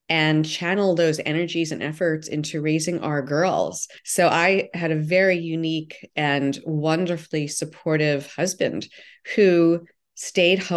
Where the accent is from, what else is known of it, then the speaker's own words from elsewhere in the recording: New York, United States; I grew up in New York. I, my early part of my career was in New York